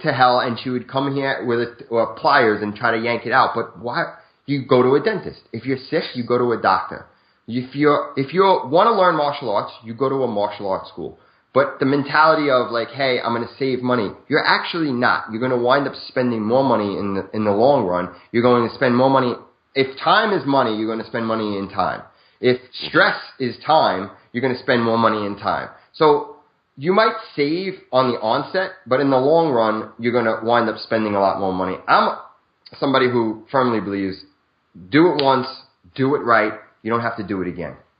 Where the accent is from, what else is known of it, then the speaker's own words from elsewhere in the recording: New York City, New York, United States; moved away as an adult; now in New Jersey, United States; I'm born and raised in Brooklyn, New York, till about 30 years old